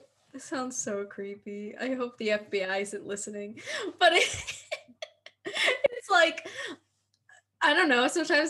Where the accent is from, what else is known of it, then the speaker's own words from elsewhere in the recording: Philadelphia, Pennsylvania, United States; Oh, not me. Because I'm from Philly.